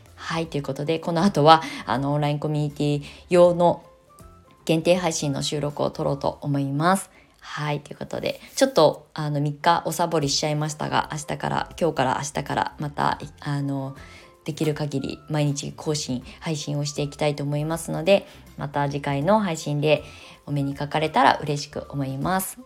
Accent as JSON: {"language": "Japanese", "country": "Japan", "tie": "born or raised there", "moved": "as an adult", "lives_now": "Shonan, Japan", "said": "生まれ育ったあの場所だからね"}